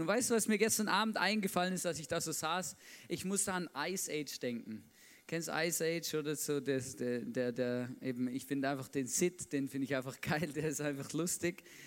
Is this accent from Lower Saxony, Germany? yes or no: no; Swabia, Baden-Württemberg, Germany; Ich bin Schwabe, da bin ich aufgewachsen